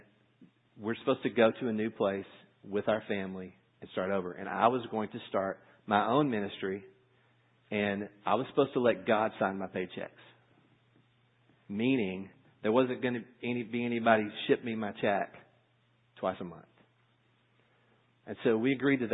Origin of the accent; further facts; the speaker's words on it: United States; as American Christians, as Western Christians